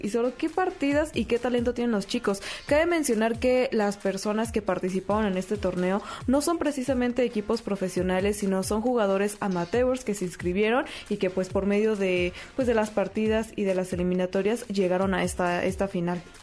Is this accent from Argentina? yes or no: no; Mexico; nosotros como mexicanos y como latinoamericanos